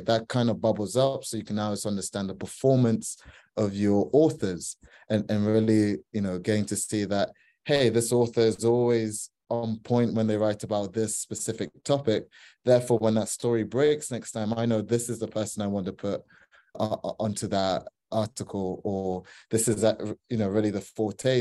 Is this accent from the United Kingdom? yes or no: no; Ghana; I'm from Ghana